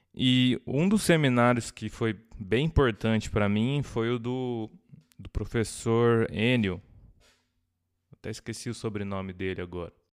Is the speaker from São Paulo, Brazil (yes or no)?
yes; Jundiaí, São Paulo, Brazil; eu sou de Jundiaí. Sou nascido em São Paulo, mas me considero jundiaiense. eu cresci lá